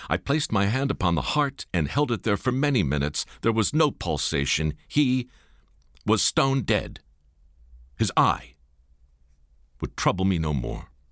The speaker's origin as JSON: {"language": "English", "town": "Baltimore", "region": "Maryland", "country": "United States", "tie": "born or raised there", "said": "moved to my hometown in Baltimore"}